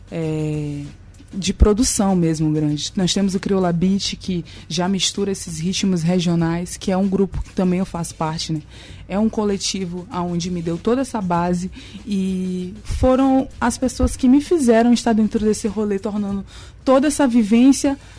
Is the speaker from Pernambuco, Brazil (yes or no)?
no; Nina Rodrigues, Maranhão, Brazil; Eu sou de Nina Rodrigues, de um povoado chamado Ilha, um povoado bem pequeno. Lá não tem muita estrutura, as casas são de barro